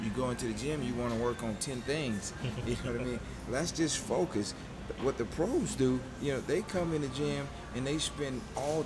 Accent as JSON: {"language": "English", "town": "Augusta", "region": "Georgia", "country": "United States", "tie": "born or raised there", "said": "in Augusta, my hometown, you know, where I'm from"}